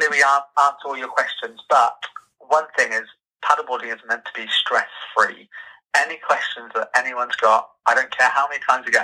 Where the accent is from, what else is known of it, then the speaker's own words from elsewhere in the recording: Somerset, South West England, United Kingdom; now in Norfolk, United Kingdom; I'm not actually from Norfolk. I'm from Somerset originally. Moved up oh. here ah. 11 years ago, but Norfolk is my home.